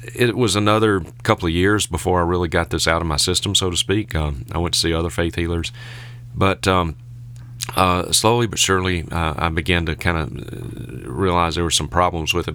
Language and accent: English; Vicksburg, Mississippi, United States; I was born and reared in Vicksburg, Mississippi